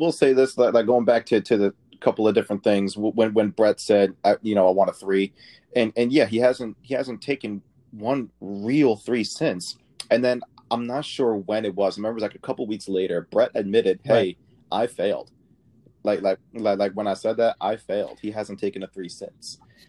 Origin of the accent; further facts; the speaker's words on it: Michigan, United States; moved away as an adult; now in Philadelphia, United States; I'm from Michigan. Like I grew up in Michigan. And you know, like I kind of grew up a Piston fan before I moved out here